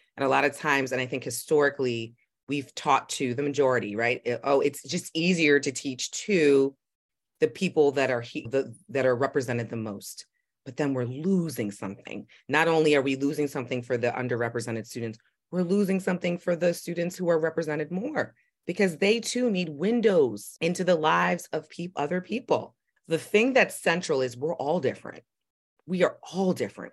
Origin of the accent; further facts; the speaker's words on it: New York City, New York, United States; I grew up in Manhattan